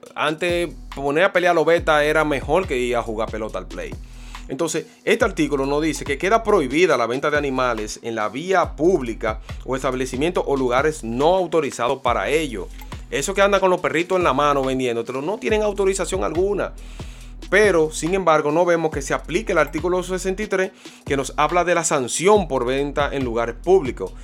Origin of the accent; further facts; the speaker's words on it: Santo Domingo, Distrito Nacional, Dominican Republic; Matahambre fue mi barrio natal donde yo me pulí, eché los dientes